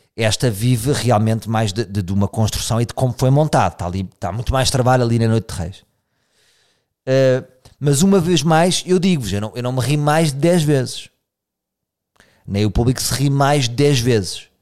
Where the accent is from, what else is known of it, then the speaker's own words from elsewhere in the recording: Portugal; sou português